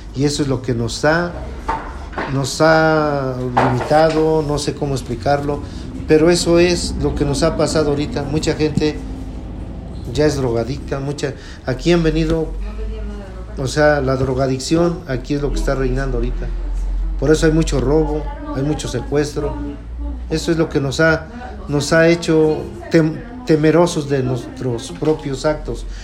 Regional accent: Huaxingo, Puebla, Mexico; soy de Huaxingo y vivo en Avenida del Carmen, Huaxingo, Puebla

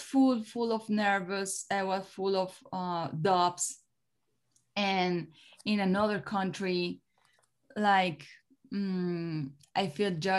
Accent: Colombia; English is a second language; also born or lived in Miami; when I came back to Colombia

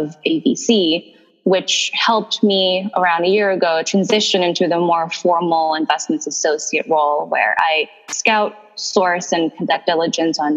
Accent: Indonesia; moved away as an adult; also born or lived in Chicago; I was born in Indonesia and raised by an entrepreneurial family

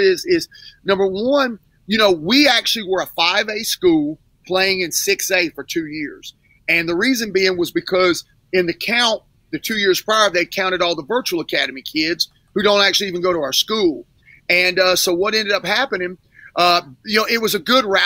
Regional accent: Pensacola, Florida, United States; moved away as an adult; also born or lived in Mississippi / Louisiana; I'm born and raised in Pensacola, Florida, went to Tate High School

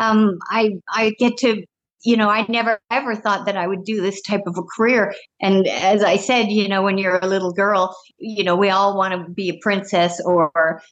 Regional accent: British Columbia, Canada; moved away as an adult; now in Las Vegas, United States; I grew up in British Columbia, about 40 miles north of the Eureka, Montana border.

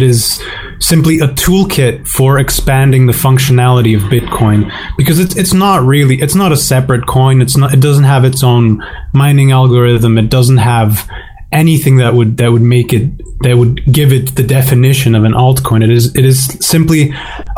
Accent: Slovakia; my home country of Slovakia

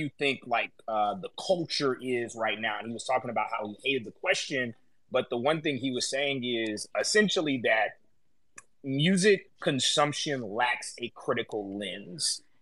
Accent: below the Mason-Dixon line, the South, United States; I grew up below the Mason-Dixon line

